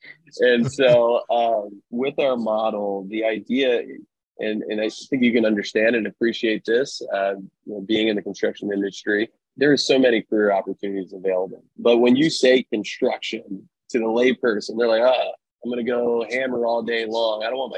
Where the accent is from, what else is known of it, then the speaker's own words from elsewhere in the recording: East Coast, United States; now in Sacramento, United States; I am from the East Coast originally. I've been in Sacramento now for about 12 years.